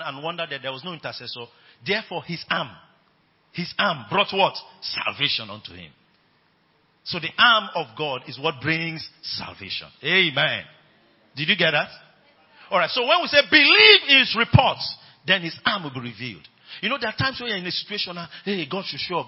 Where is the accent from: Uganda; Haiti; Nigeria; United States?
Nigeria; I'm using Nigerian terms